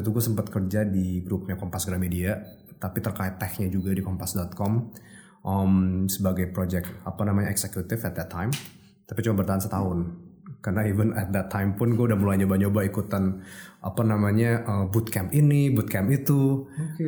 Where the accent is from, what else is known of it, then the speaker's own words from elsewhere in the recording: Jakarta, Indonesia; gue lahir di Jakarta